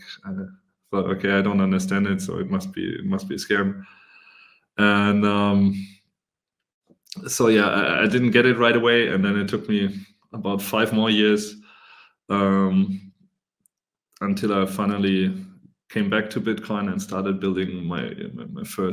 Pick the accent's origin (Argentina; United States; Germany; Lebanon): Germany; I'm from Germany